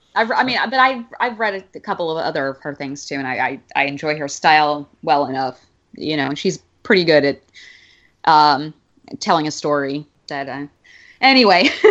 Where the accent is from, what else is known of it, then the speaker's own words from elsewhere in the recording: Alabama, United States; where I grew up in Alabama